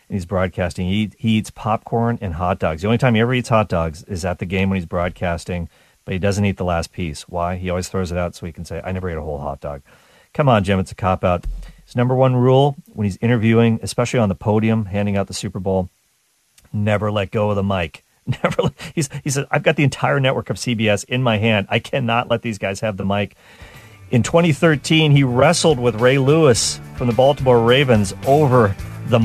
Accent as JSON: {"language": "English", "country": "Canada", "said": "I'm Canadian"}